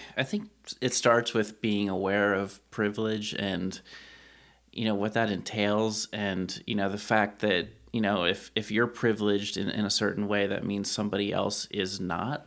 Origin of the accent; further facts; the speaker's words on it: Lancaster County, Pennsylvania, United States; a straight white male who was born and raised in Lancaster County